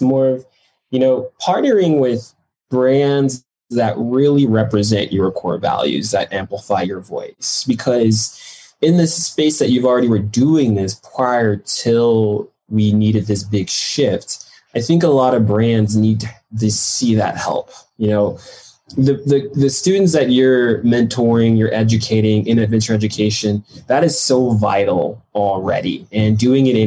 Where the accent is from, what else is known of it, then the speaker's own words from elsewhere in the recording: Detroit, Michigan, United States; I grew up in Detroit